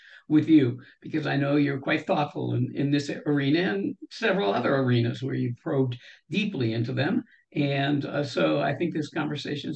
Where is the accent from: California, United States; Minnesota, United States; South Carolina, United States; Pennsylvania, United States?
California, United States; I was born in California